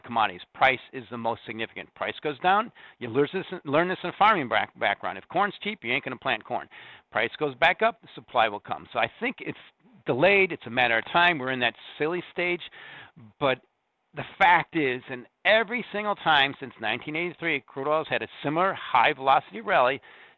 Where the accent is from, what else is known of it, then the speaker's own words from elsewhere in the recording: Corn Belt, Midwest, United States; moved away; also born or lived in Lithuania; I'm from the Corn Belt. I own the farm